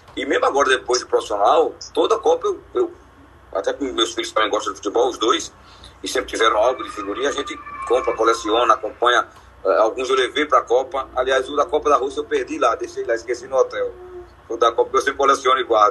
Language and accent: Portuguese; Limoeiro, Pernambuco, Brazil; accent: pernambucano; eu de limoeiro